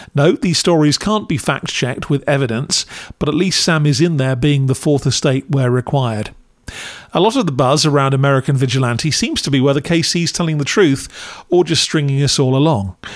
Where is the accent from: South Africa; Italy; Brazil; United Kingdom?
United Kingdom; as a Brit